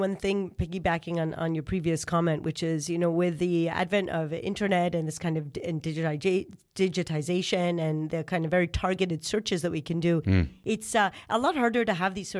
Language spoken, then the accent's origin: English; Israel; I was raised in Israel.